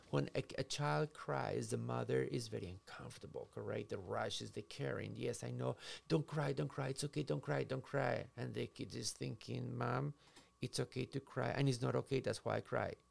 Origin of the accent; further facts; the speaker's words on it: Minnesota, United States; If you and I do not know how to swim, I came from Minnesota. We have the ta- 10,000 lakes, and it's probably more than that.